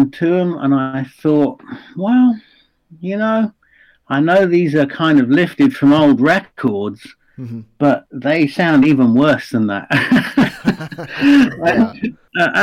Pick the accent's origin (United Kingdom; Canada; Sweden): United Kingdom; England; I'm English